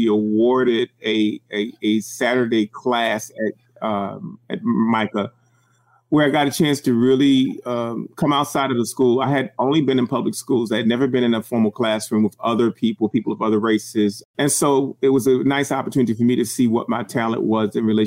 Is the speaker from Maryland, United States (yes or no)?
yes; Baltimore, Maryland, United States; I was born and raised in Baltimore City.